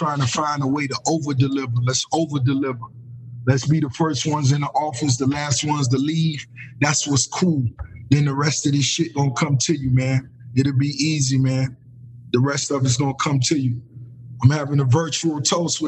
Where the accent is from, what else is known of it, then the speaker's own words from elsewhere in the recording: Miami, Florida, United States; growing up in Miami